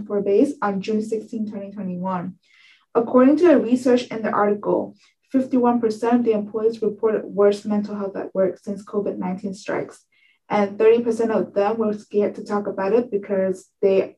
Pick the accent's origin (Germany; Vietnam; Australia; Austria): Vietnam; Ho Chi Minh City; now in Pennsylvania, United States; I'm from Ho Chi Minh City, Vietnam.